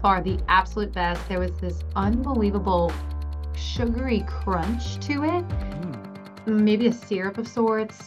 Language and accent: English; New Orleans, Louisiana, United States; I was born and raised in New Orleans. I'm a local